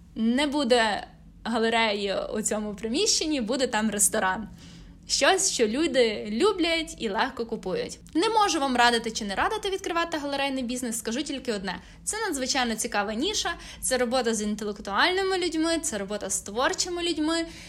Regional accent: Lviv, Lviv Oblast, Ukraine; у моєму рідному Львові

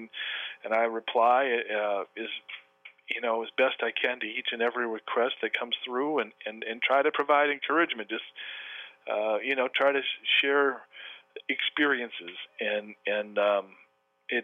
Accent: Flint, Michigan, United States; now in Corona del Mar, United States; growing up missing a right hand and playing baseball and growing up in Flint, Michigan

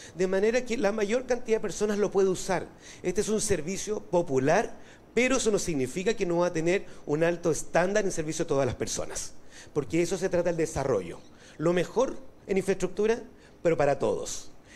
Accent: Valparaíso, Chile; soy porteño, vivo allá.

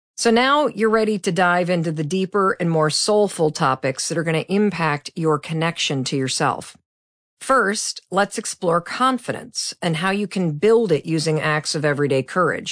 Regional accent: Midwest, United States; I'm from the Midwest

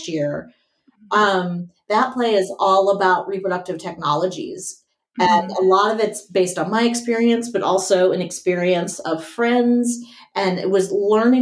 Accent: Tallahassee, Florida, United States; moved away as an adult; also born or lived in Atlanta, Georgia / Los Angeles, California; now in Philadelphia, United States; I grew up right outside Tallahassee

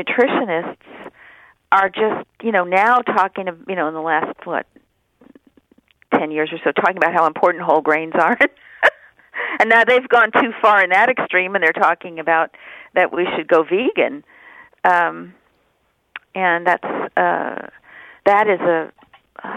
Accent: San Francisco, California, United States; also born or lived in Los Angeles, California; Come up to San Francisco

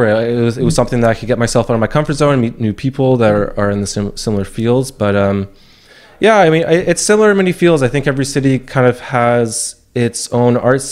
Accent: Tsawwassen, British Columbia, Canada; moved away as an adult; I grew up in Tawasin, this small suburban town, about like half an hour away from Vancouver

